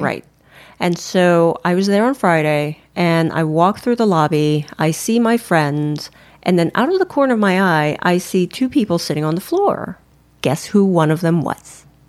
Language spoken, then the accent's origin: English; Philippines; I'm Filipino. We're Filipinos